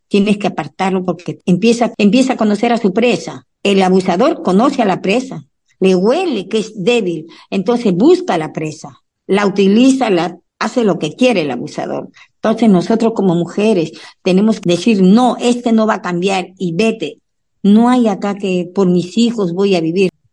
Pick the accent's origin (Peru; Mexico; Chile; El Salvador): Peru; Puno; moved away as an adult; also born or lived in Lima, Peru; now in United States; Yo nací en el Perú, en Puno, Ahí hay un lago, el lago más alto del mundo, el lago Titicaca. Entonces nos criamos con esas costumbres y después nos vinimos a Lima